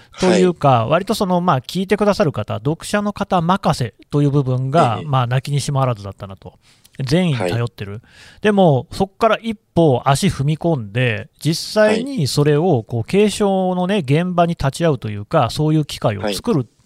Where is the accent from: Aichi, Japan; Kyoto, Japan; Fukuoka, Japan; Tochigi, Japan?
Aichi, Japan; Nagoya; 私、あの愛知県の出身で、名古屋に実家があるんですけれども、